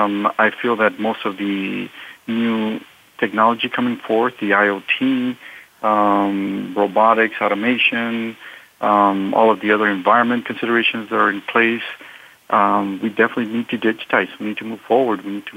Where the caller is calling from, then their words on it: San Jose, California, United States; I'm calling from San Jose, California.